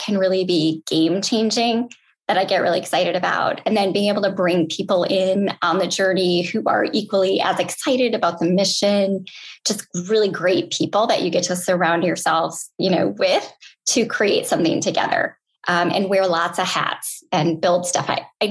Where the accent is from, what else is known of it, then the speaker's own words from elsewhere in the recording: Austin, Minnesota, United States; Hormel Foods is headquartered there, which is kind of funny, but they have a spam jam every year and a spam museum.